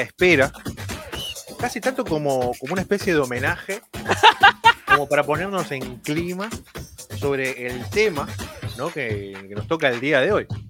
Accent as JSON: {"language": "Spanish", "country": "Argentina", "said": "como argentino"}